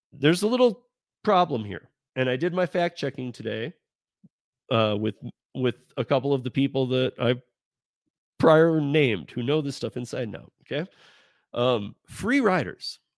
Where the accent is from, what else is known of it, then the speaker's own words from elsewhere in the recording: Michigan, United States; I grew up, again, I grew up in Michigan